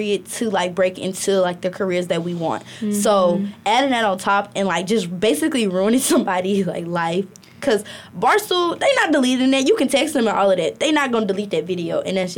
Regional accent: Birmingham, Alabama, United States; now in Athens; I'm from Birmingham, Alabama

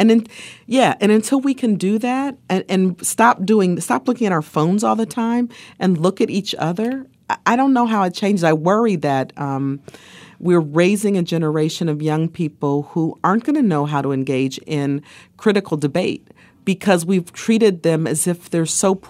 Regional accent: Ohio, United States; It's the thing where when I was growing up in Ohio, we had Stan Aronoff and Vern Rife, remember?

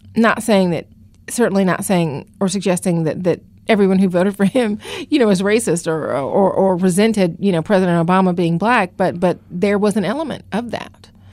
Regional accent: Atlanta, Georgia, United States; moved away as an adult; also born or lived in Los Angeles / Virginia / Washington; now in Philadelphia, United States; I actually got started in journalism in Atlanta, which is my hometown

